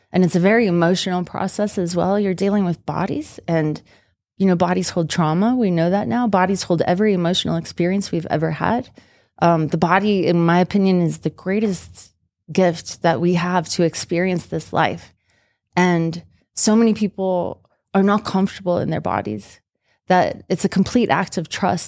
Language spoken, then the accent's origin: English; Utah, United States; when people found out that I was from Utah and that I had been a biologist for 5 years in southern Utah